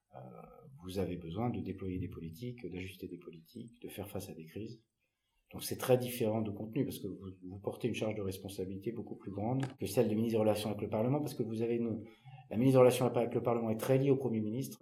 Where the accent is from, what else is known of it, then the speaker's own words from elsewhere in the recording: Paris, Île-de-France, France; moved away; also born or lived in Loir-et-Cher; Une enfance assez classique à Paris, puisque je suis né à Paris. J'ai vécu avec ma soeur et mon frère, mes parents à Paris